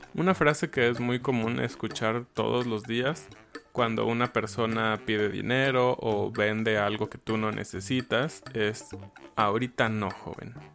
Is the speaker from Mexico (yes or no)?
yes; Mexico; yo, siendo mexicano